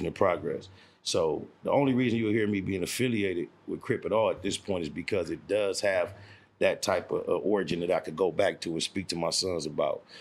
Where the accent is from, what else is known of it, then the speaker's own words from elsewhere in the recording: Compton, California, United States; also born or lived in Watts, Los Angeles; I'm actually from Compton, California, as far as my birth certificate is concerned. Born in the town of Compton. So I've been an actual resident of Compton all my life.